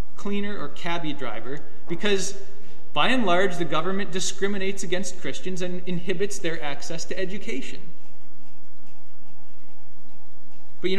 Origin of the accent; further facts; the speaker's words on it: Canada; also born or lived in United States; as Canadian citizens in the States